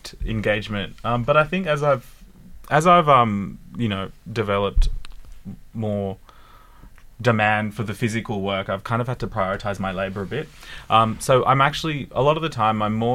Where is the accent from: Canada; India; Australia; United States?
Australia; Sydney, New South Wales; I grew up in Western Sydney